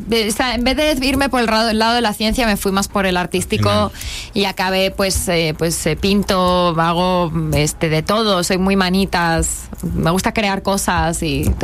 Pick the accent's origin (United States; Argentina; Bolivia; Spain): Spain; accent: Spanish; aquí sí me notan lo español, pero cuando voy allá, eh, no, o sea, me miran como diciendo, pero